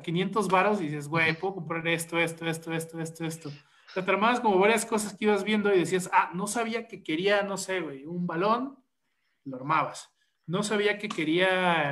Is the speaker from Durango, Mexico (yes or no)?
no; State of Mexico, Mexico; soy morro del Estado de México